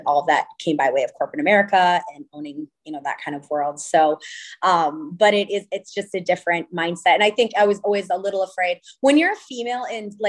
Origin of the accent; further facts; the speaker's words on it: California, United States; And here I am coming from California, primarily based in, you know, a very light, bright, airy Santa Barbara.